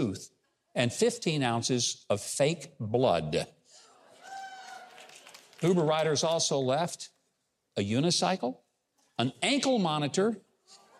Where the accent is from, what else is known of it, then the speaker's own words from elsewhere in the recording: Arkansas, United States; my home state of Arkansas